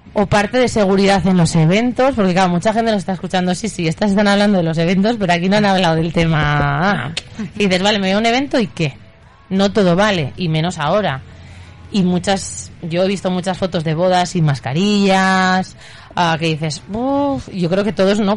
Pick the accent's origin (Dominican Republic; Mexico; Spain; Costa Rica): Spain; María, Aragon; Yo, que soy de María